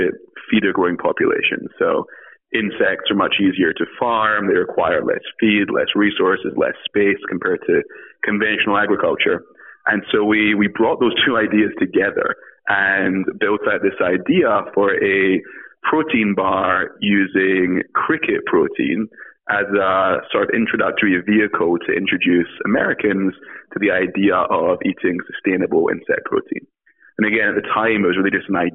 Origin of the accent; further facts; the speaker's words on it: Scotland, United Kingdom; moved away as an adult; now in United States; I am from Scotland originally, came to the US to study at Brown University